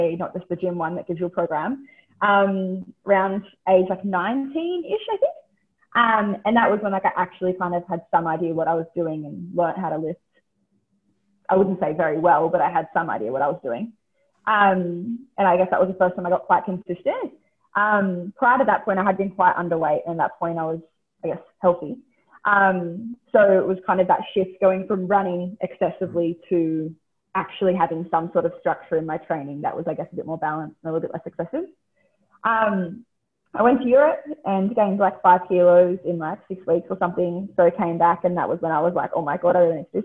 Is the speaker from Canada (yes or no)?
no; Central Coast, New South Wales, Australia; I grew up on the Central Coast of New South Wales